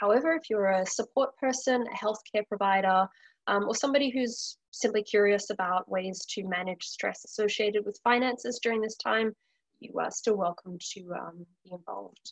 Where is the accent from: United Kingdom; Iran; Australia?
Australia; moved away as an adult; now in Vancouver, Canada; I'm originally from Australia.